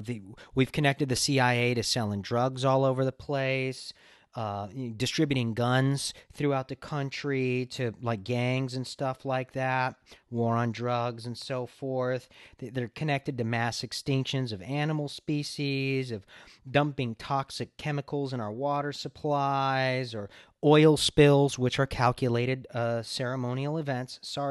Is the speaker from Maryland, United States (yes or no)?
no; Los Angeles, California, United States; I mean, I grew up in LA in the Hollywood area, and it's just always centered around weird shit, right?